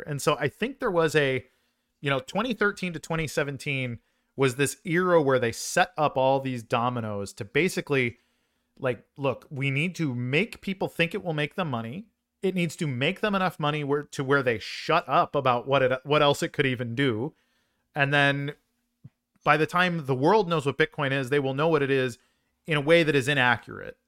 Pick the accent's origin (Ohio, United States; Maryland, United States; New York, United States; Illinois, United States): Illinois, United States; Chicago; I'm a Chicagoan by uh, by birth